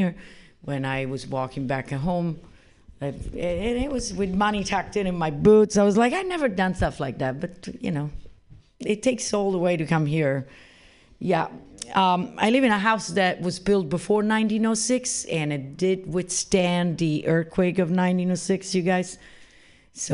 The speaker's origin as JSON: {"language": "English", "country": "Italy", "tie": "born or raised there", "also_born_or_lived": "Arizona, United States", "moved": "as an adult", "lives_now": "San Francisco, United States", "said": "I was born in Italy originally, and when I moved to the United States"}